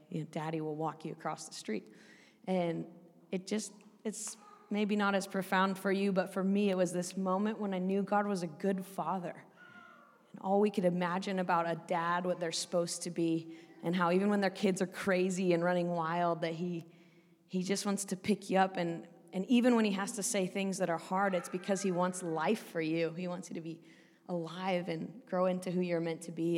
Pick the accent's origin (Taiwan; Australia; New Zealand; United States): United States; Oregon; moved away as an adult; also born or lived in Northern Ireland; I grew up in a in Oregon, which is the northern part of the west coast of America